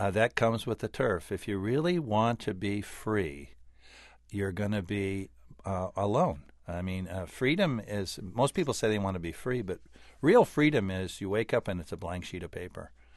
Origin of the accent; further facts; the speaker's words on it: California, United States; I grew up in California